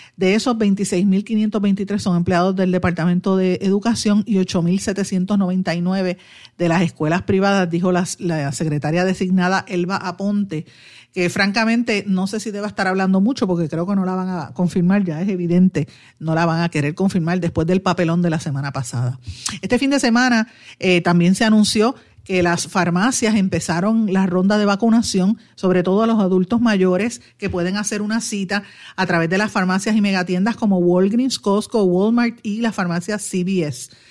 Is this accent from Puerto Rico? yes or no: yes; Puerto Rico; los que somos puertorriqueños, sean cocolos o no